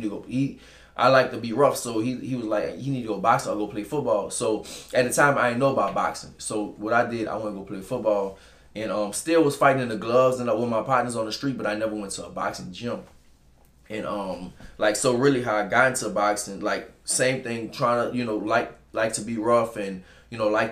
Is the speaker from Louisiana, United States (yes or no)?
yes; New Orleans, Louisiana, United States; From New Orleans, Louisiana, from the New Orleans East